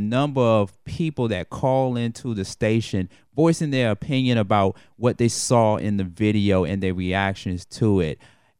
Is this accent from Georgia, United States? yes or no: yes; Atlanta, Georgia, United States; I am an 80s baby, but when I grew up in the 80s and the 90s